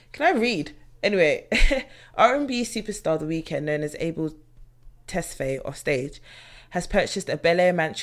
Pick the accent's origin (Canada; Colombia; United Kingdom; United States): United Kingdom; London; me being a British native of London, British national